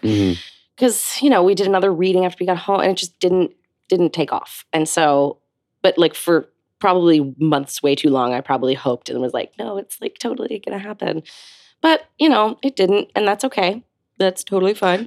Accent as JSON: {"language": "English", "town": "Hopewell Junction", "region": "New York", "country": "United States", "tie": "born or raised there", "said": "I grew up just north of New York City um, in a small town called Hopewell Junction, um, just south of Poughkeepsie"}